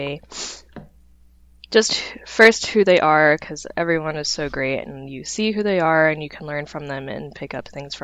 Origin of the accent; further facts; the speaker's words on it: St. Louis, Missouri, United States; moved away as an adult; now in Seattle, United States; growing up in St. Louis, Missouri